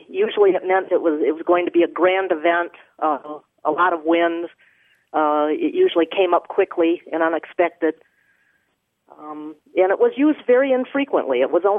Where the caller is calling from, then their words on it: Carmel, Indiana, United States; I'm calling from Carmel, Indiana.